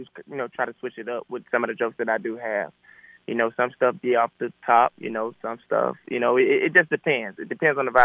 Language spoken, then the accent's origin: English; Atlanta, Georgia, United States; growing up in Atlanta